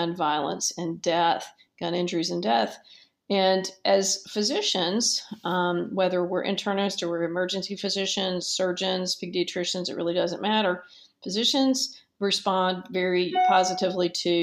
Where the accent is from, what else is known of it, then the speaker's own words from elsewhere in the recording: Dallas, Texas, United States; as a 10-year-old child in Dallas, which is my hometown